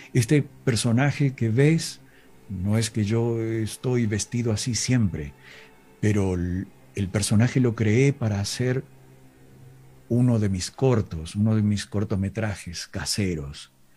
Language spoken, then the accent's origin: Spanish; Villa Dolores, Córdoba, Argentina; born or raised there